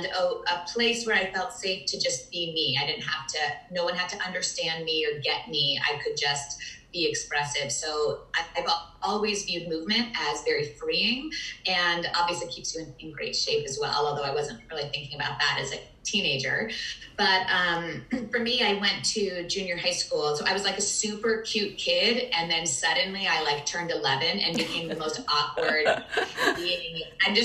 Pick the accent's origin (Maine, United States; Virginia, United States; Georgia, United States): Virginia, United States; also born or lived in Manhattan, New York; I grew up in mostly in Virginia